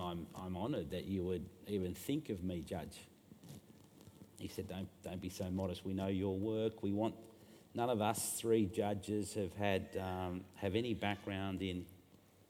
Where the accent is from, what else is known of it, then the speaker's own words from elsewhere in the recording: Burnie, Tasmania, Australia; also born or lived in Hobart; when I was a kid growing up in Burnie